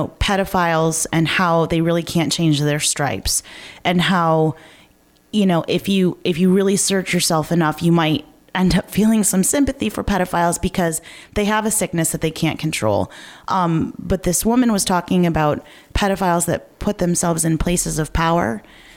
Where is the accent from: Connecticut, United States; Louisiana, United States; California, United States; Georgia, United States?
Connecticut, United States; Meriden; Meriden, Connecticut, my hometown